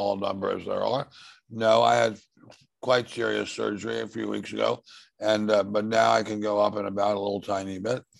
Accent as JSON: {"language": "English", "town": "Washington", "region": "District of Columbia", "country": "United States", "tie": "born or raised there", "said": "I grew up in Washington."}